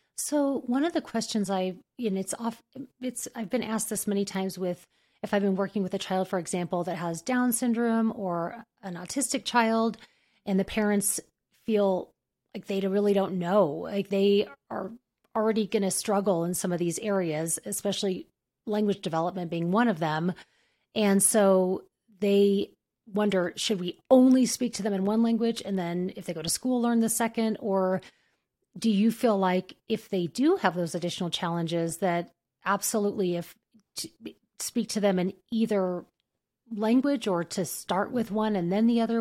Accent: New Mexico, United States; I grew up in New Mexico, about an hour f-, from, um, the, from Mexico

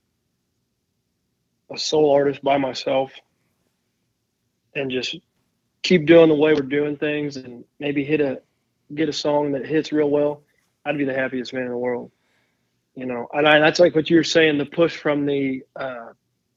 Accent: Missouri, United States; growing up, there was always a bluebird and, the saying at the top of the license plate always said, Show Me

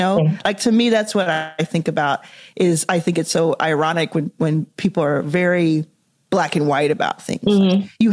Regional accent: Dallas, Texas, United States; I was raised in Dallas, Texas, in the US

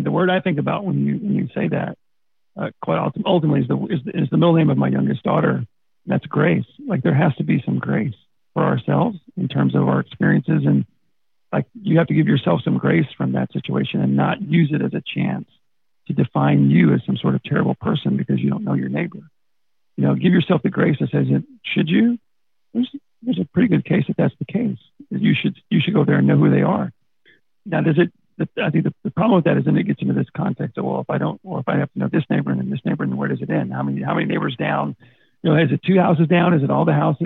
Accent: Texas, United States; I'm from Texas. It doesn't take long to find out.

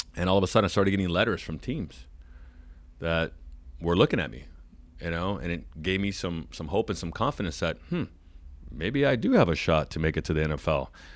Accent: San Diego, California, United States; I'm born and raised in San Diego. I grew up watching the Chargers.

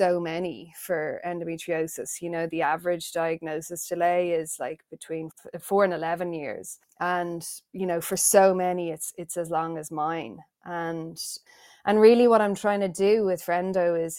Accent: Ireland; accent: Irish; the accent is a dead giveaway. I am Irish. I was born in Ireland

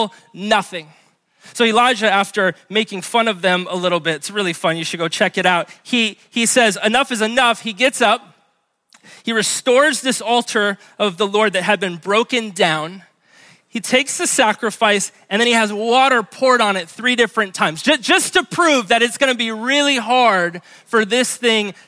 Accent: Honolulu, Hawaii, United States; now in Kapolei, United States; I grew up in Hawaii Kai

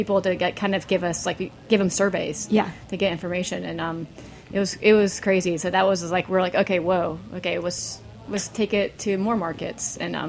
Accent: Jacksonville, Florida, United States; Jacksonville, Florida. People don't think it's the South, but it is the South.

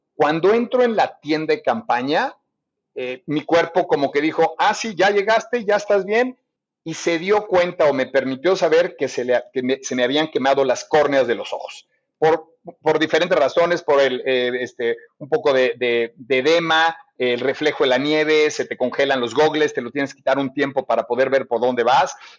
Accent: Mexico; Yo me sentí muy orgulloso como mexicano

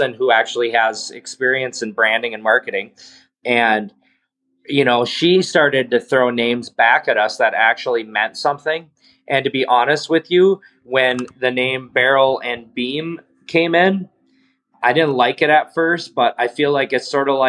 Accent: Daggett, Michigan, United States; now in Marquette, United States; I grew up in Menominee County

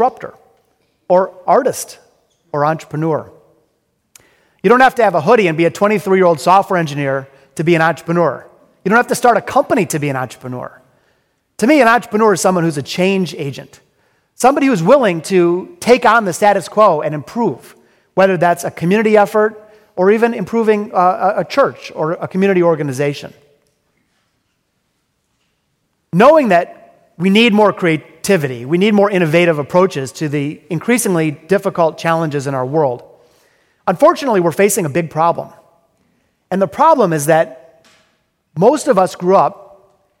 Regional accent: Detroit, Michigan, United States; I'm from Detroit. I'm a hardcore, multi-generational Detroiter. My grandparents were born in the city. My parents, and of course, I was born in the city. I'm very, very proud of our hometown

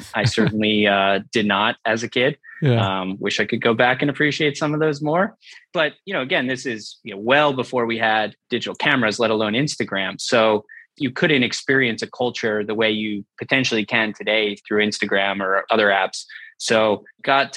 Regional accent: Jericho, New York, United States; So I grew up in Long Island in New York, a nice, quiet suburban town called Jericho.

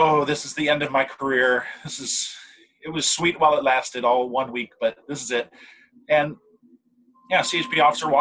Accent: Monterey, California, United States; now in Sacramento, United States; I grew up down near Monterey

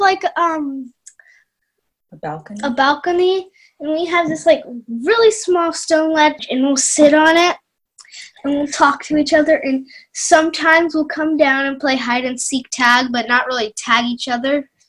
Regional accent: Sacramento, California, United States; when I was growing up in the Jewish community where I grew up in Sacramento

